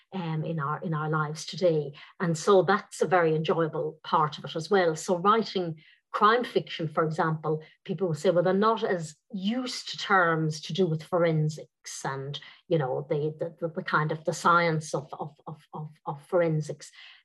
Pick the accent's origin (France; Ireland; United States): Ireland; Dublin, Leinster; first language Irish; I grew up speaking Irish in Dublin